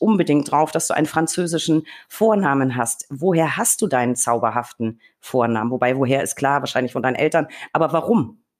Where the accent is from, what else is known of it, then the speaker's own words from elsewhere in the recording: Franconia, Bavaria, Germany; Ich komme ja aus Franken